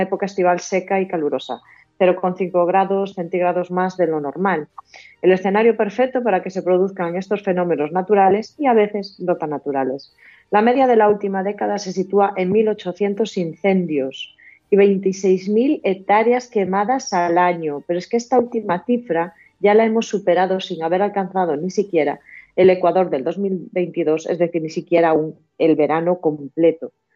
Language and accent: Spanish; Galicia, Spain; Como gallega